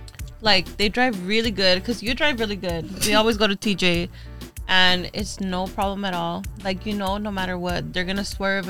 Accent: Orange County, California, United States; so we're from Orange County.

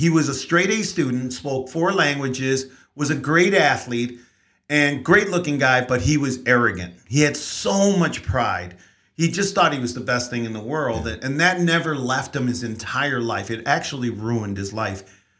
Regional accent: San Antonio, Texas, United States; born there; also born or lived in Mexico; So I was born in San Antonio, even though my parents moved here.

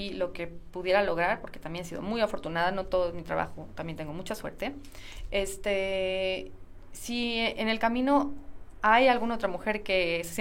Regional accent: Mexico; la gente que yo, de la que yo vengo y gente similar, que es la mayoría de México

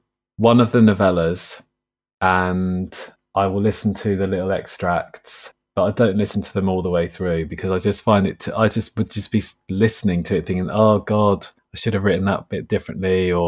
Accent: Rye, South East England, United Kingdom; also born or lived in Hastings; In Rye, in East Sussex, yeah.

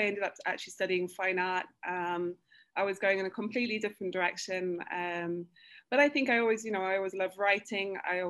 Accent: Oxford, South East England, United Kingdom; moved away as an adult; also born or lived in Cambridge / New York; now in São Paulo, Brazil; I'm from Oxford

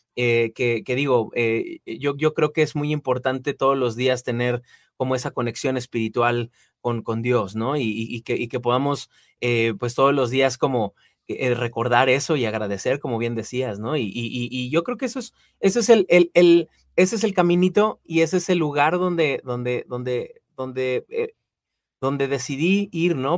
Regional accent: Mexico City, Mexico; moved away as an adult; now in Guadalajara, Mexico; yo nací, crecí en Ciudad de México, recientemente me moví a Guadalajara en, el año pasado

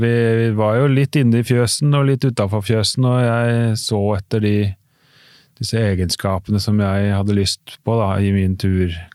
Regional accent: Oslo, Norway; accent: Oslo dialect; så er jeg fra Oslo

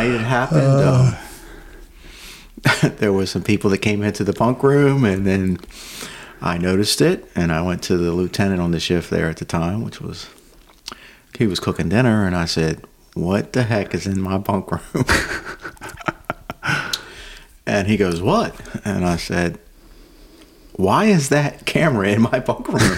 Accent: Davidsonville, Maryland, United States; I grew up in Anne Arundel County, right on the PG, Anne Arundel County line, okay. Davidsonville.

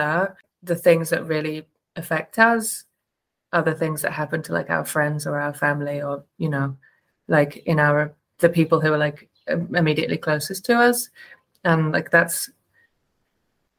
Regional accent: England, United Kingdom; moved away; I grew up in England

